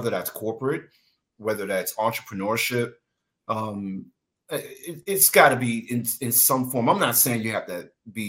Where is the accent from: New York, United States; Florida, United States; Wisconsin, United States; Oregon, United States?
New York, United States; moved away; I'm from New York